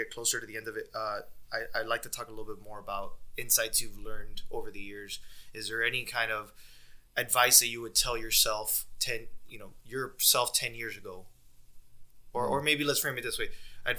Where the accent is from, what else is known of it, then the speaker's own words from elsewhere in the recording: United States; growing up in America